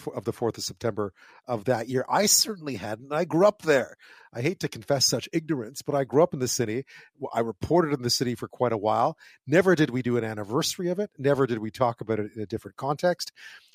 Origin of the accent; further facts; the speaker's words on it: Montreal, Quebec, Canada; I grew up in Montreal